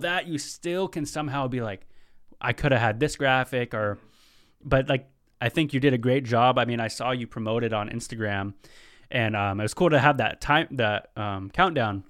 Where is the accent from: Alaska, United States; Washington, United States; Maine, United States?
Washington, United States; Tulalip; now in Seattle, United States; I'm over from Tulalip. That's where my tribe's from